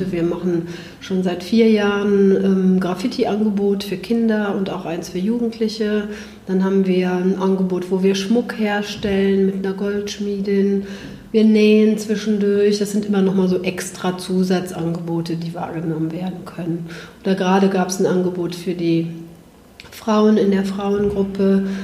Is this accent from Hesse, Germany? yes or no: no; Bergisch Gladbach, North Rhine-Westphalia, Germany; Ja, gerne. Ja, ich bin aus Bergisch